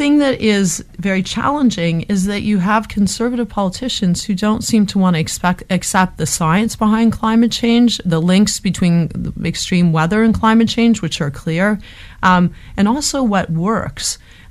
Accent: Hamilton, Ontario, Canada; moved away; I'm from Hamilton

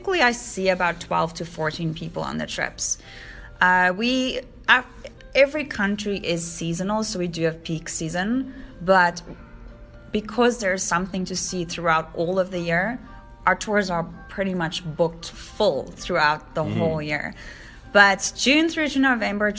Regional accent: South Africa; And I am South African.

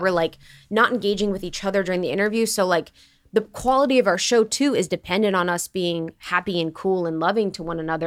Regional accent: Ohio, United States; growing up in Ohio

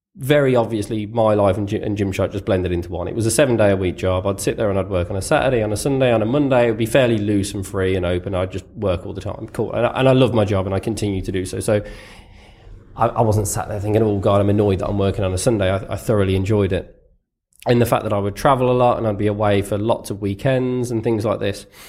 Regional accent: United Kingdom; growing up, other than, other than footballers as a Brit

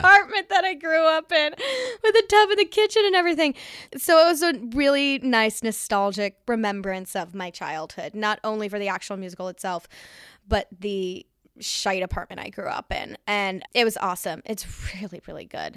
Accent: New York City, New York, United States; I grew up in the East Village

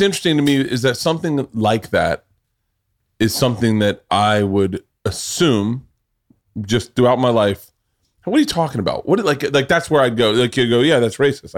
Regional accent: the South, United States; growing up in the South

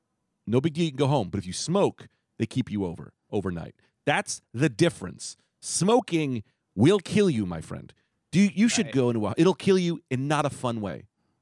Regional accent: New York City, New York, United States; That's how I say it. I'm New Yorker.

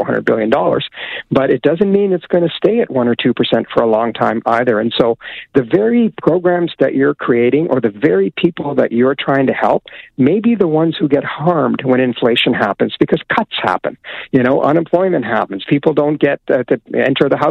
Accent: Alberta, Canada; I grew up in Alberta

